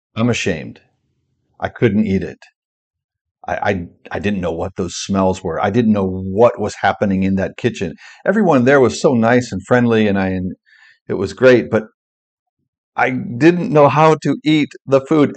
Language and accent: English; United States; moved away as an adult; also born or lived in Vietnam; I'm from America